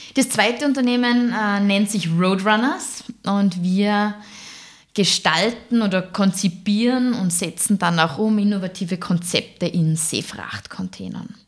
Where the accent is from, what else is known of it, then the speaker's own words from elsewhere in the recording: Fieberbrunn, Tyrol, Austria; moved away as an adult; now in Salzburg, Austria; aufgewachsen bin ich in Tirol, in der Nähe von Kitzbühel in Fieberbrunn.